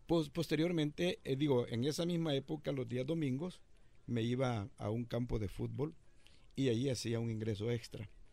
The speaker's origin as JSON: {"language": "Spanish", "country": "El Salvador", "moved": "as an adult", "said": "Yo llegué de El Salvador en 1981"}